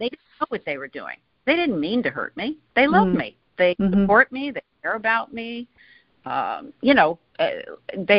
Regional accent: Greenwich, Connecticut, United States; I grew up in Greenwich, Connecticut, and I have two brothers and a sister

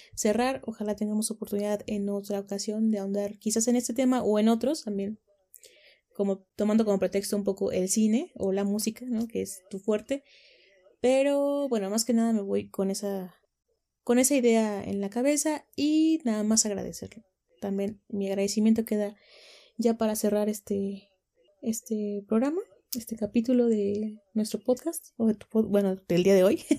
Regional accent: Mexico; tenemos una identidad como mexicanos

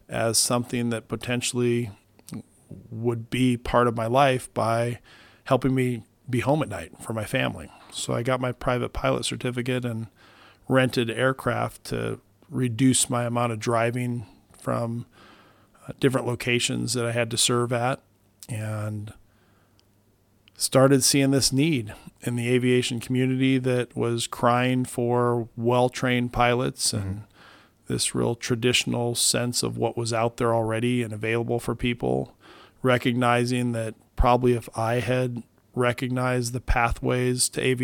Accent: Detroit, Michigan, United States; born there; also born or lived in Omaha, Nebraska / California; I was born in Detroit, Michigan, and he was an accounting instructor. So we moved kind of across the country as he found different positions and moved from Omaha, Nebraska, actually out to California.

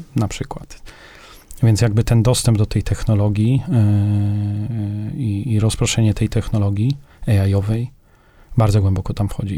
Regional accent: Poland; Z Polski

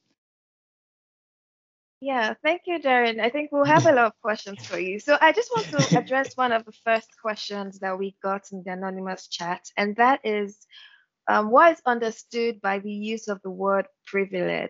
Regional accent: Yorubaland, Nigeria; I am Nigerian as well. And am Yoruba, I'm from a majority ethnic group.

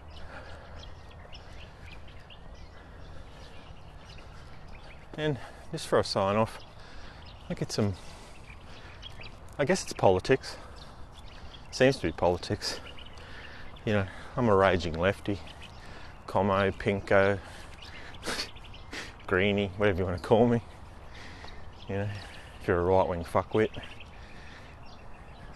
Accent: Queensland, Australia; I live in Queensland, Australia, our capital city, which I live a fair distance from because it's a big state

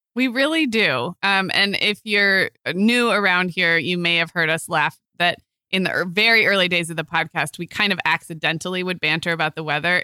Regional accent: Santa Barbara, California, United States; also born or lived in Arizona; now in Orange County, United States; where I grew up in Santa Barbara

